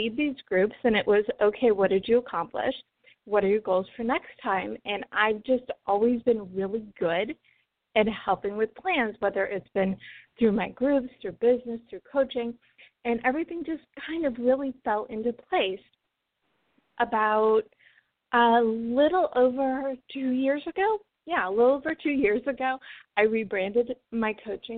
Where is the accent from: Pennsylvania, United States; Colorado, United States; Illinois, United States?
Illinois, United States; Chicago suburbs; now in Los Angeles, United States; I grew up in the Chicago suburbs